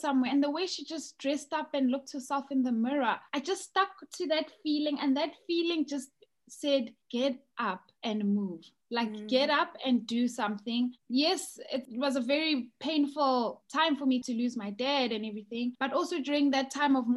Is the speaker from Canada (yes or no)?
no; South Africa; moved away as an adult; now in United Kingdom; I'm originally from South Africa